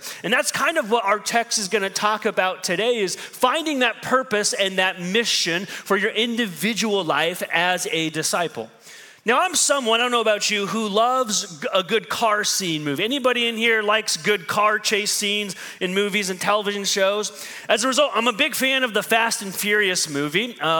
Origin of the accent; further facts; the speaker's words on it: Midwest, United States; now in New York, United States; So I go from being a good Midwestern person to being a New Yorker real fast